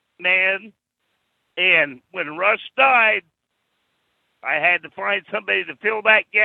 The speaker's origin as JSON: {"language": "English", "region": "Ohio", "country": "United States", "said": "I'm from Ohio."}